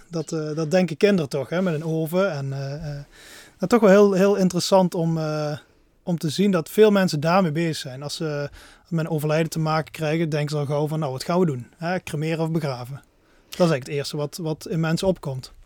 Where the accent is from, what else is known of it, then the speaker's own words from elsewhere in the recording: Netherlands; als Nederlanders